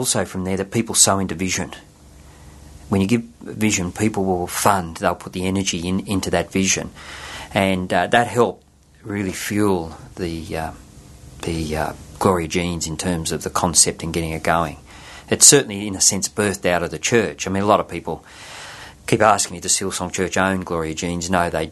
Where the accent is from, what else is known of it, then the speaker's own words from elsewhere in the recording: Sydney, New South Wales, Australia; I was born in Blacktown in Sydney